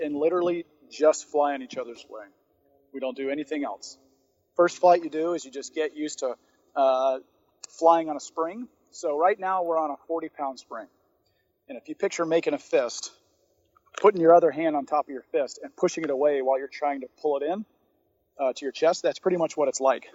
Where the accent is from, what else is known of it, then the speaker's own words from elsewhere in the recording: Atlanta, Georgia, United States; I grew up in Atlanta